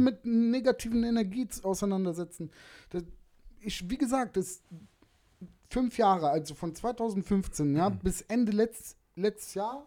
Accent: Germany; Ich bin gebürtiger Deutscher

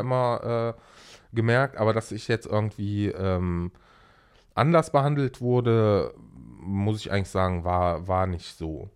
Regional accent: Germany; also born or lived in Aleppo, Syria; wir sind hier aufgewachsen äh, mit, mit äh, fünf Jahren, sechs Jahren

